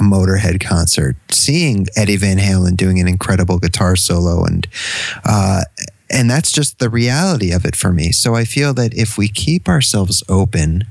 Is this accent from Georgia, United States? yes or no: no; Connecticut, United States; now in Canada; I'm from Connecticut